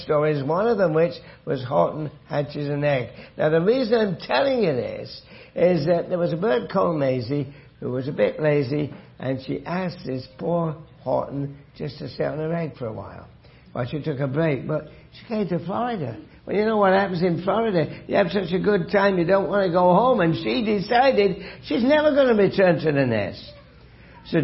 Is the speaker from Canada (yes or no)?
yes; Hamilton, Ontario, Canada; I'm from Hamilton, a long way away from... Kitchener.